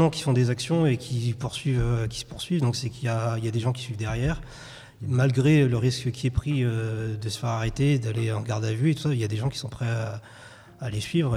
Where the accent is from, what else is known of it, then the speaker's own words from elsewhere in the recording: Rwanda; moved away; je suis originaire du Rwanda